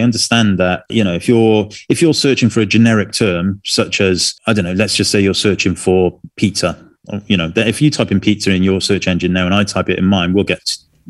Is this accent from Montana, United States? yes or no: no; San Diego, California, United States; Anyways, I am from San Diego, California, and I mostly photograph documentary style of family and everyday life.